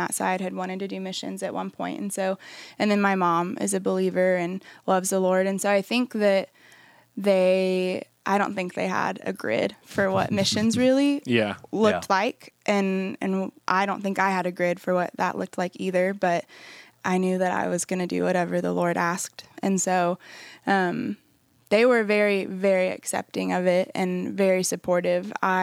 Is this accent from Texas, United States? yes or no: yes; New Braunfels, Texas, United States; I'm originally from the San Antonio area. I grew up in New Braunfels, Texas